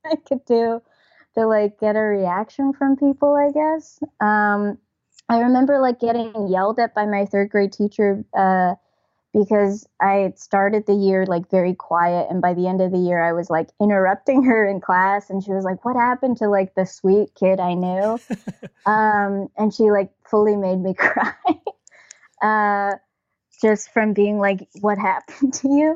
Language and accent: English; New Jersey, United States; born or raised there; also born or lived in Toronto, Ontario, Canada; now in New York, United States